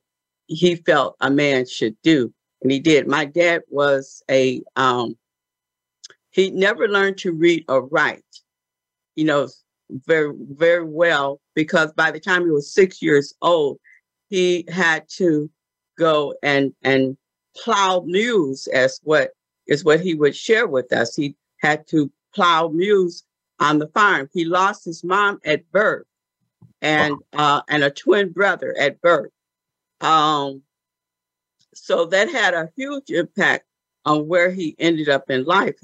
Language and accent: English; Benton Harbor, Michigan, United States; I was born in Benton Harbor, Michigan, just a little, town in the state of Michigan